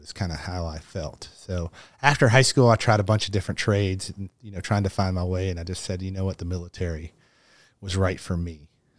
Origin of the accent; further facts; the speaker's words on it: Kentucky, United States; Well, as I said, I grew up in Kentucky. My parents were both teachers.